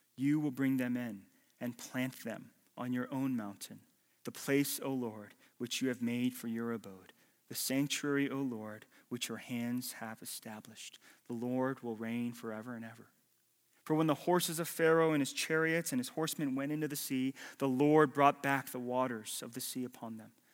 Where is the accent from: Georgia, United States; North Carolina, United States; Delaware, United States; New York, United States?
Georgia, United States; Atlanta; accent: hick; moved away as an adult; also born or lived in Los Angeles, California; I'm from Atlanta, Georgia